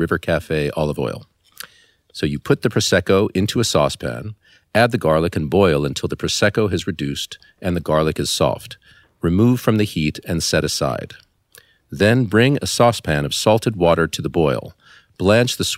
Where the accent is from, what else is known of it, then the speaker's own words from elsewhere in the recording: Los Angeles, California, United States; moved away as an adult; I was born in Los Angeles, California, where I spent my first 18 years, really not leaving at all. And I grew up in the Beverly Hills part of Los Angeles